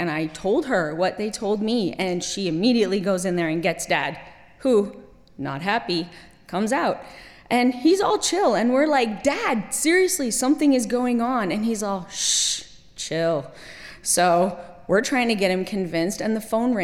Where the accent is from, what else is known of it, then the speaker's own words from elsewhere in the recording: Kuwait; also born or lived in Middle East; I was 17, grown up in Kuwait